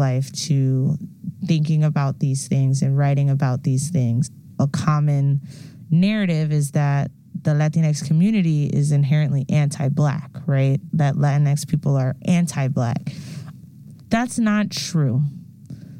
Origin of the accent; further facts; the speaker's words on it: New York, United States; I grew up in New York